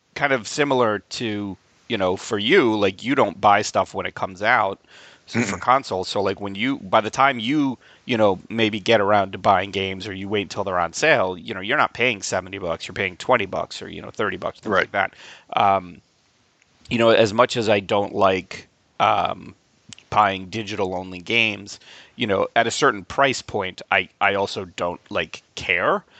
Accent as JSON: {"language": "English", "town": "Albany", "region": "New York", "country": "United States", "tie": "born or raised there", "moved": "yes", "said": "my hometown of Albany, New York"}